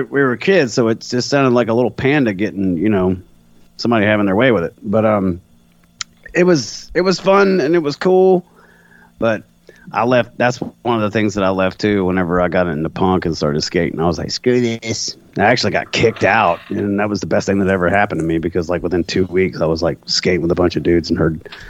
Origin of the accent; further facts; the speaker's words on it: Irmo, South Carolina, United States; Columbia, Irmo. That's why I'm always blasting Irmo on stage, because I make fun of it.